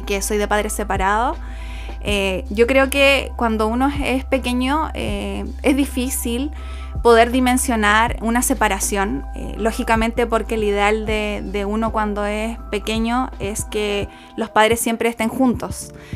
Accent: Puerto Montt, Los Lagos, Chile; also born or lived in Río Grande, Argentina; soy de Puerto Montt, soy oriunda y nacida en la ciudad de Puerto Montt

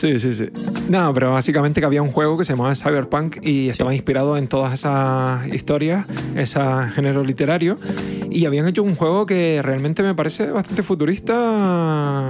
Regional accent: Spain; somos españoles

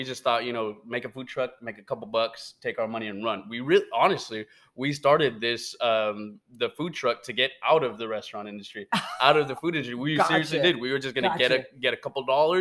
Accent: United States; I'm American. I don't know how to speak Spanish

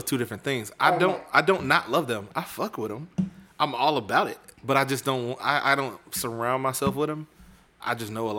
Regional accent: Tampa, Florida, United States; I'm from Tampa.

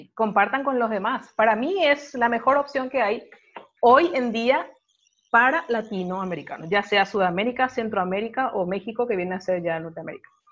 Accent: Paraguay; yo soy paraguaya

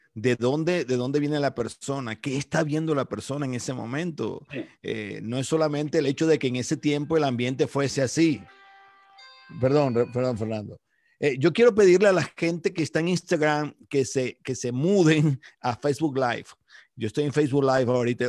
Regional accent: Colombia; moved away as an adult; now in Calgary, Canada; me costó mucho trabajo fue salir de Colombia no salí de Colombia por mi voluntad

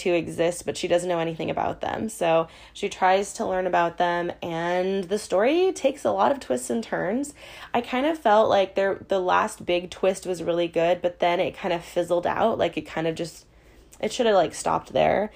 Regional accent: Hawaii, United States; our childhood growing up in Hawaii

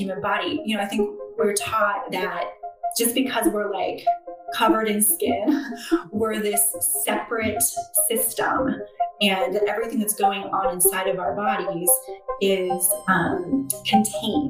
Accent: Ventura, California, United States; moved away as an adult; now in Philadelphia, United States; I'm originally from Southern California. And I grew up on an avocado and lemon orchard farm in the foothills off the beach

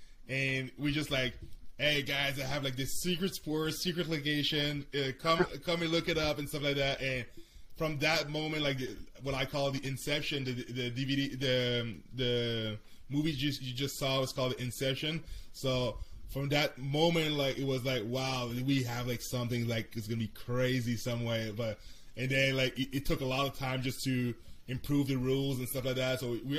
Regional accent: Canada; like I'm Canadian so I see the sports differently

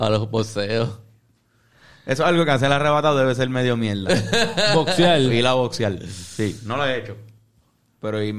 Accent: Carolina, Puerto Rico; yo soy de Carolina.

